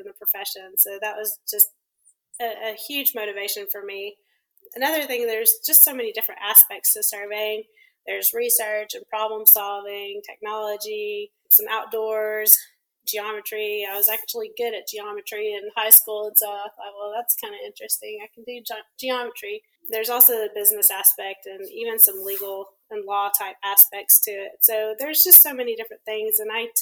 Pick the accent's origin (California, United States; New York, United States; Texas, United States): Texas, United States; Abilene; moved away as an adult; now in Austin, United States; I am originally from West Texas, from Abilene, and I moved to Austin in 2001